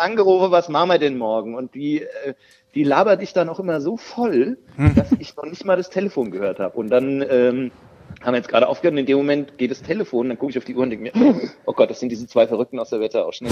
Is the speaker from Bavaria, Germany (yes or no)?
yes; Kahlgrund, Bavaria, Germany; accent: Kahlgrund dialect; also born or lived in Bergen-Enkheim, Frankfurt; now in Frankfurt, Germany; es ist relativ nah an meinem Heimatdialekt, das ist äh, der Karlgrund drüben in Bayern schon.